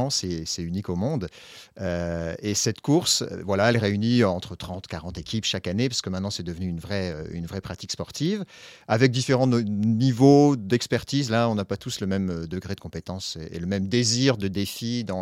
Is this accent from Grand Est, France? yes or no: yes; Grand Est, France; born there; dans mon pays natal. On a de la neige, disons, qui dure une semaine.